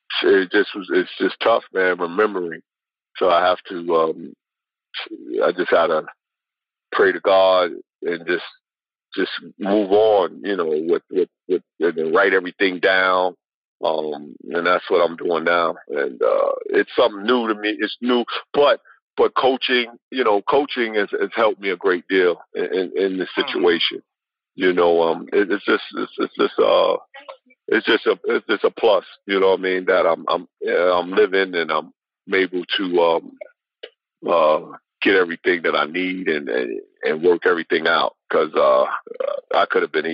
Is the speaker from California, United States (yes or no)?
no; New York, United States; I'm from New York